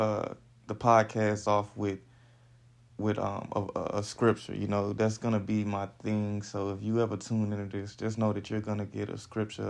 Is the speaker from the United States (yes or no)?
yes; Houston, Texas, United States; So I'm from Houston, Texas, you know, born and raised in the H-Town